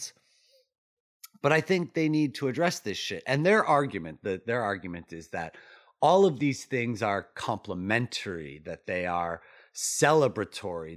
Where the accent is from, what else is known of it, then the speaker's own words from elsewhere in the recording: New York, United States; I'm a New Yorker